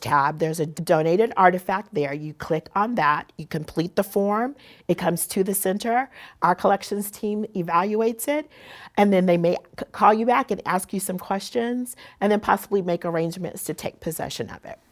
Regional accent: San Diego, California, United States; being born and raised here, and also the culture and the society that I grew up in in Black San Diego

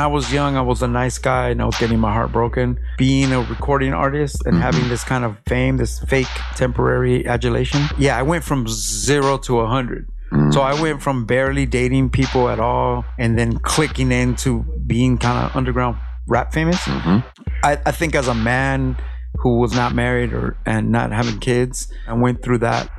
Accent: Los Angeles, California, United States; now in Long Beach, United States; I'm from Mid City, but I've been in Long Beach for a couple years now.

